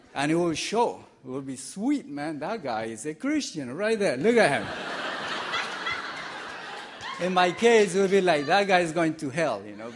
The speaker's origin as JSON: {"language": "English", "country": "Colombia", "moved": "yes", "said": "I'm from Colombia"}